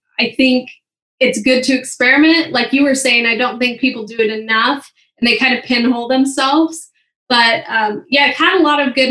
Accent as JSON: {"language": "English", "town": "St. Helens", "region": "Oregon", "country": "United States", "tie": "born or raised there", "also_born_or_lived": "Memphis, Tennessee / Portland, Oregon", "moved": "as an adult", "lives_now": "Utah, United States", "said": "I grew up in, I say Portland, Oregon, but it's called St. Helens"}